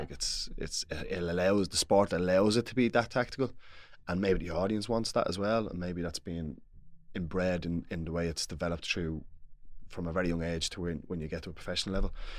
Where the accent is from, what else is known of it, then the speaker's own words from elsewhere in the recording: Dublin, Leinster, Ireland; I'm from Dublin